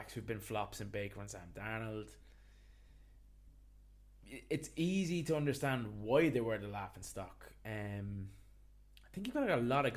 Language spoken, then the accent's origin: English; Ireland; as Irish sports fans